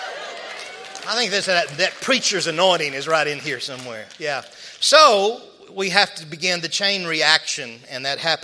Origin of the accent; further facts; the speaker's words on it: Arkansas, United States; I'm from Arkansas